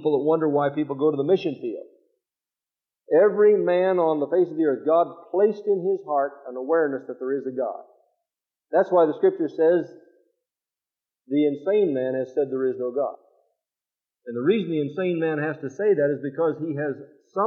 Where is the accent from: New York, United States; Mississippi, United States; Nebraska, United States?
Nebraska, United States; Fremont; moved away; also born or lived in St. Paul, Minnesota; I left Fremont, Nebraska and went to St. Paul, Minnesota